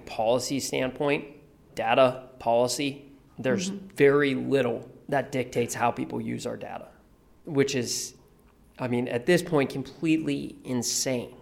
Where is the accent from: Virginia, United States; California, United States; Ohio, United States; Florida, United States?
Ohio, United States; Youngstown; I'm from Youngstown, Ohio